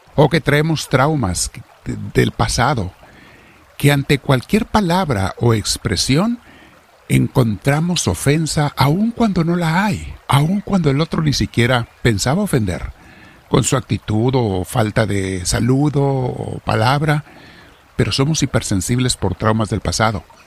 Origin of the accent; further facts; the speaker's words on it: Mexico; Los que somos mexicanos